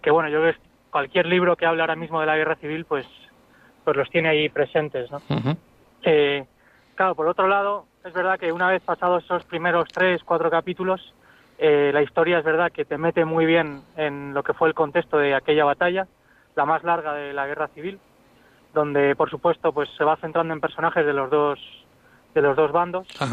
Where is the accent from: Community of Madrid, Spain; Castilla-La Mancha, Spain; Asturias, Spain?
Castilla-La Mancha, Spain; Ciudad Real; yo también soy de Ciudad Real